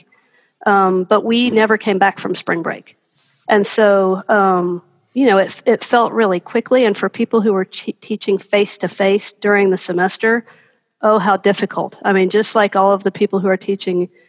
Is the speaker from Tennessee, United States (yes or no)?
yes; Knoxville, Tennessee, United States; also born or lived in North Carolina; now in Greensboro, United States; I'm actually from Knoxville, Tennessee, right next door, but I've spent a lot of time in North Carolina